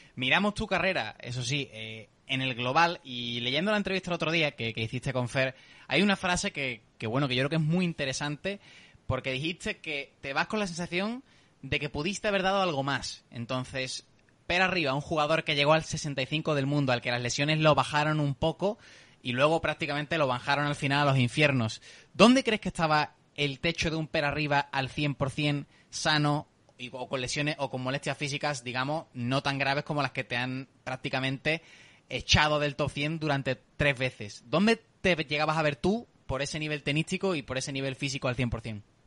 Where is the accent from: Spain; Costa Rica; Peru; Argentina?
Spain; Seville, Andalusia; accent: southern; por mi acento, por mi forma de hablar, puedes imaginarte ya de qué ciudad del sur te estoy ah, hablando